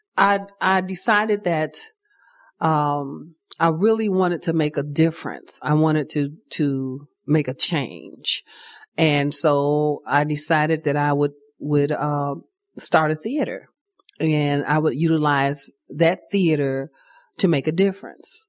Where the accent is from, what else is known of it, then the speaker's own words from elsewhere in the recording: Chicago, Illinois, United States; I grew up in Chicago in the Cabrini Green projects